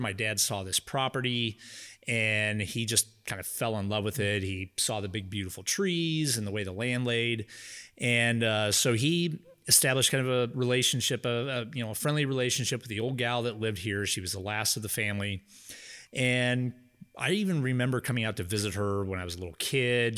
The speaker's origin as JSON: {"language": "English", "town": "Louisville", "country": "United States", "tie": "born or raised there", "said": "I was born and raised in Louisville"}